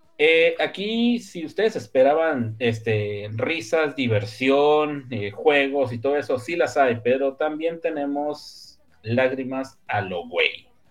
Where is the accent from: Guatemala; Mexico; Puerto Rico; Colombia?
Mexico; northern Mexico; Mi norteño este, interior y exterior